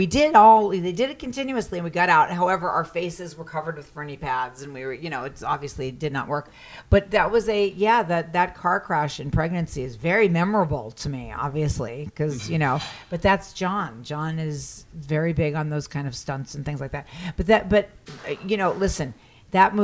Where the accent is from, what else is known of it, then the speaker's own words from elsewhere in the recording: New York, United States; I'm a New Yorker. I grew up with no car.